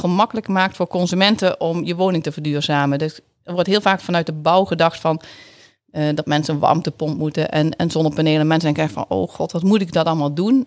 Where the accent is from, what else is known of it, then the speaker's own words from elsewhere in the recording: Netherlands; accent: zachte G; moved away as an adult; also born or lived in Tilburg / Groningen; now in Assen, Netherlands; mijn zachte G die ga ik gewoon niet verliezen